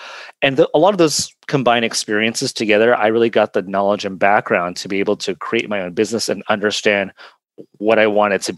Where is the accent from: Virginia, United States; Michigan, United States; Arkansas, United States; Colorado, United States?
Colorado, United States; Cortez; I grew up in the border town of Cortez, Colorado, which is actually also on the border too of two of the Ute reservations as well.